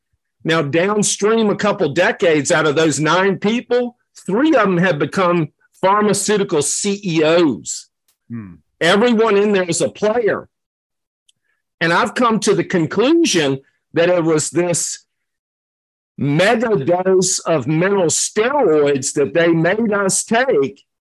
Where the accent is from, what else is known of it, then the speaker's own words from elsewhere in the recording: Virginia, United States; I'm from Virginia. I grew up in Virginia. My dad was an educator, so we moved many times growing up.